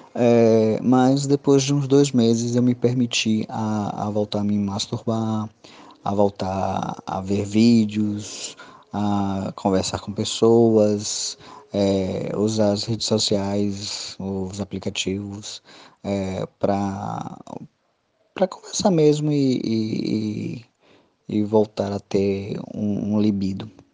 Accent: Salvador, Bahia, Brazil; tenho 37 anos, sou de Salvador, Bahia

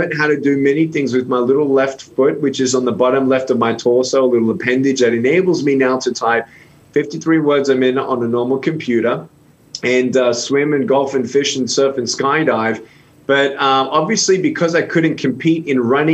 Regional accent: Melbourne, Victoria, Australia; I was born without limbs in Melbourne, Australia in 1982 in a Christian home

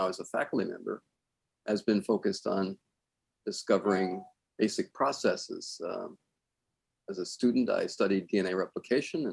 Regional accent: Southern California, United States; I grew up in Southern California

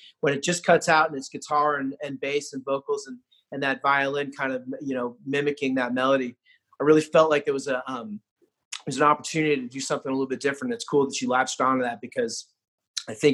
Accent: Seattle, Washington, United States; also born or lived in California / Arizona / Texas / San Francisco; now in Delaware, United States; I grew up in Seattle and, as I said, spent a lot of time in Arizona and Texas and California

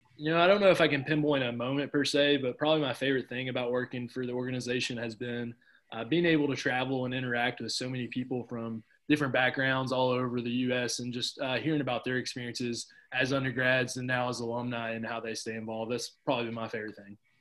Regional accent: Cookeville, Tennessee, United States; my college was in my hometown that I grew up

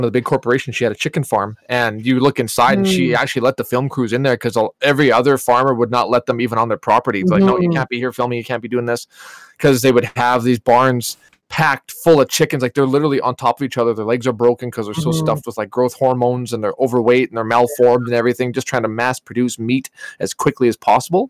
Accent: Mallaig / St. Lina, Alberta, Canada; growing up in Malaig in St. Lina

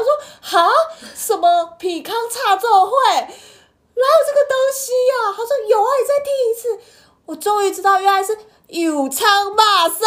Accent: Taiwan; first language Min Nan; 对啊，那就是我们的母语耶。

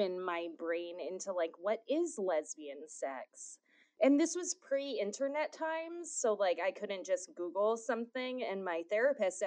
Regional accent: Hawaii, United States; being born and raised in Hawaii

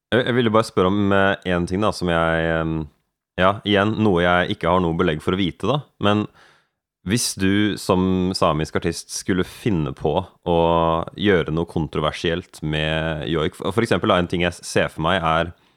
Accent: Norway; Jeg tenker på meg selv som nordmann

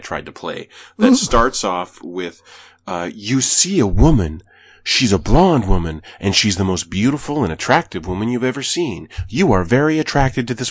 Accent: Canada; as a Canadian

